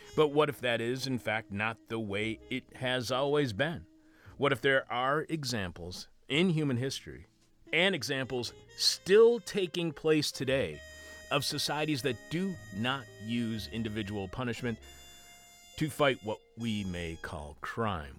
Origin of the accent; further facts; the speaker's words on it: Detroit, Michigan, United States; I was born in Detroit over on Six Mile and, uh, Mac